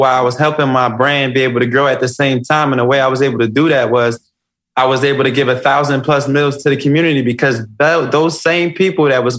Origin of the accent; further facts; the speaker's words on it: Philadelphia, Pennsylvania, United States; My life was a pivot. I come from West Philadelphia. I come from the jungle.